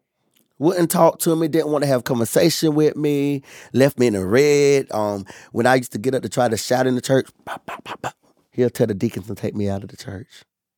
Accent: Bethel, North Carolina, United States; So I'm from Bethel, North Carolina. {S1} Mm-hmm. {S0} That's where I was born and raised.

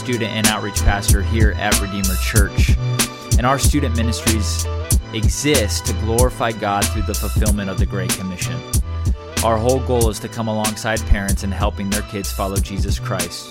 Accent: Southern California, United States; now in Illinois, United States; I'm from Southern California

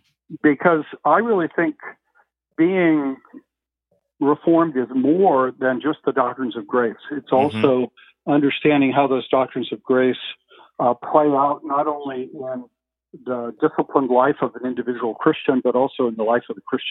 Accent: California, United States; also born or lived in Philadelphia; I'm a Californian, fifth generation Californian on both my mother and father's side.

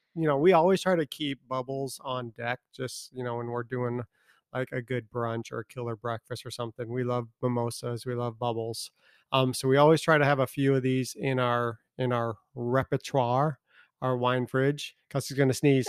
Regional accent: Chicago, Illinois, United States; I grew up in Chicago, they call it the Windy City

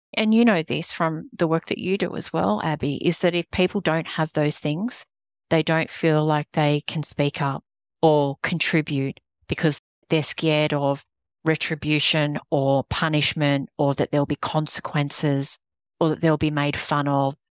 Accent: Australia; accent: Australian; moved away as an adult; now in United States; not British, Australian

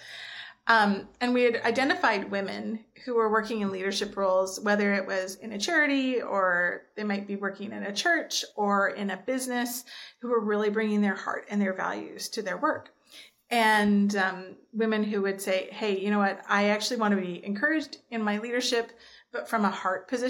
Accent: Nanaimo, British Columbia, Canada; moved away as an adult; also born or lived in Germany; now in Ontario, Canada; I grew up on Vancouver Island. I was born and raised in Nanaimo, grew up on Vancouver Island.

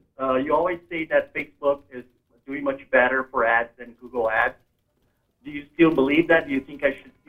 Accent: Brazil; now in San Diego, United States; I'm originally from Brazil.

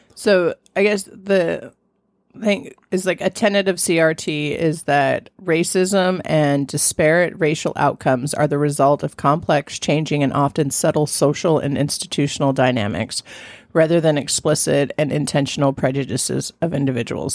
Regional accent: Southern California, United States; I grew up in Southern California

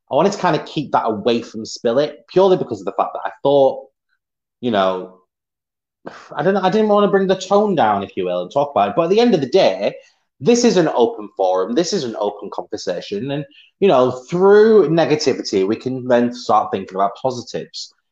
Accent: Swansea, Wales, United Kingdom; there you go. I'm from Swansea.

